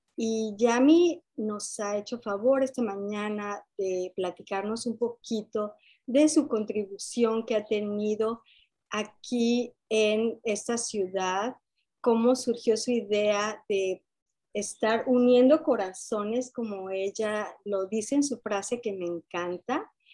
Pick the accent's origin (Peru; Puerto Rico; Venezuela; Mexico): Mexico; como mexicana